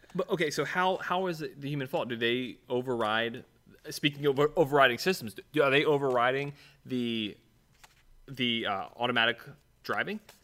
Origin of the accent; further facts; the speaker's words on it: Ohio, United States; I'm being from Ohio